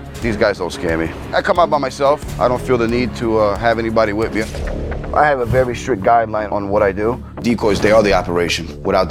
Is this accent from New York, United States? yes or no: yes; New York City, New York, United States; I'm from Brooklyn, New York.